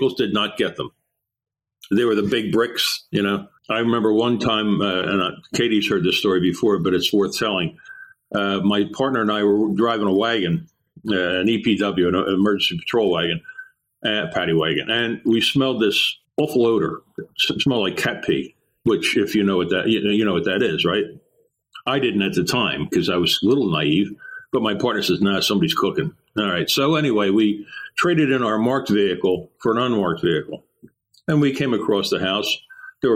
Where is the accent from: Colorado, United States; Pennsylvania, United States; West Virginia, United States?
Pennsylvania, United States; Philadelphia; I grew up there